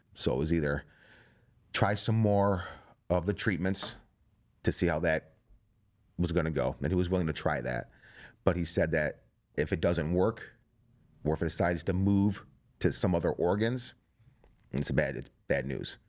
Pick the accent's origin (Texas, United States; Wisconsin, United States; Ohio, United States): Ohio, United States; Strongsville; I'm a plumber from Strongsville, Ohio